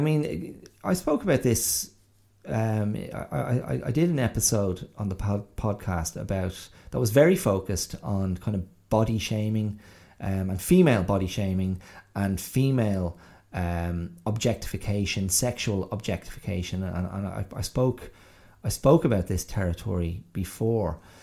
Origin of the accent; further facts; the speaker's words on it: Rathdrum, Leinster, Ireland; I grew up in County Wicklow and I grew up in you know, the area of Rathdrum and Avoca and Ballinaclash